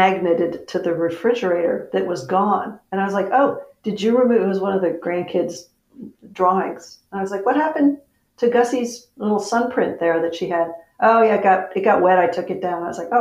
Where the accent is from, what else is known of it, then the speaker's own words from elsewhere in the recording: Etna, New Hampshire, United States; moved away as an adult; now in California, United States; I was born in Aetna